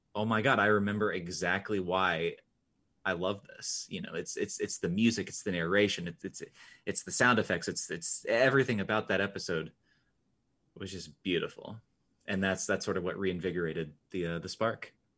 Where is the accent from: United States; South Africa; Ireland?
United States; I am the American here